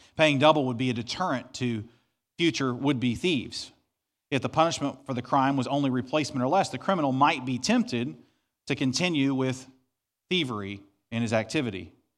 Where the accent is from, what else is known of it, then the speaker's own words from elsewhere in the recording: Southeast Missouri, United States; I grew up in Southeast Missouri on thirty acres of property.